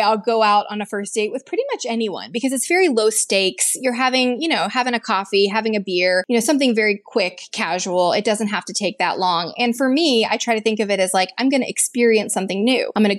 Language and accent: English; the South, United States; I work in corporate HR. I grew up in the South, right?